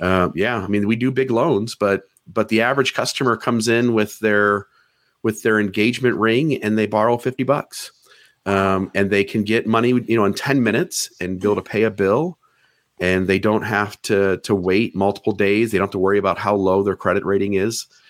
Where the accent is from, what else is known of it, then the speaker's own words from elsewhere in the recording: Ohio, United States; now in Hurricane, Utah, United States; I'm from Ohio